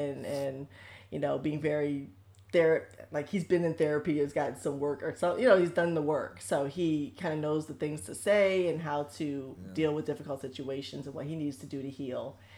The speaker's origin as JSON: {"language": "English", "town": "Solon", "region": "Ohio", "country": "United States", "said": "Don't doubt my thug. I'm from Solon."}